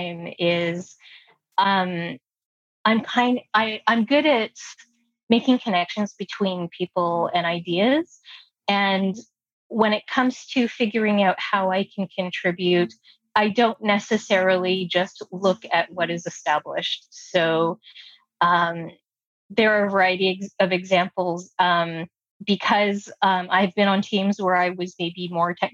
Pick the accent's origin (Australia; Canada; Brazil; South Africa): Canada; Toronto, Ontario; first language English; growing up in Toronto, we have a really diverse population